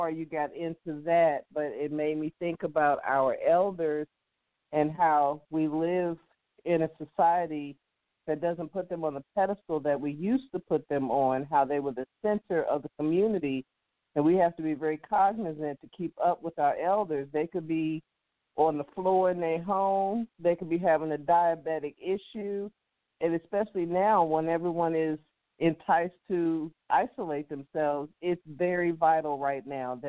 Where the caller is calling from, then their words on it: St. Louis, Missouri, United States; calling from St. Louis.